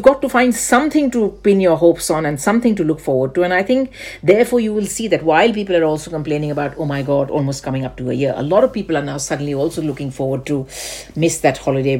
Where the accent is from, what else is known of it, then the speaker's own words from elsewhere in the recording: India; Growing up in India